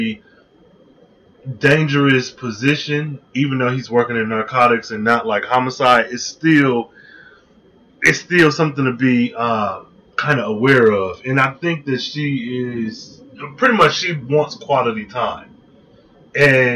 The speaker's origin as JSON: {"language": "English", "region": "Michigan", "country": "United States", "tie": "born or raised there", "said": "I grew up in Michigan"}